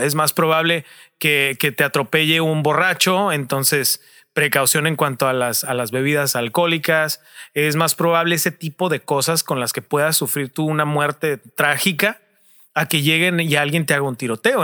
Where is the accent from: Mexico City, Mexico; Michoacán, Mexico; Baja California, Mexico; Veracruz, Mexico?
Baja California, Mexico; Tijuana; nosotros somos Tijuana, estamos en Tijuana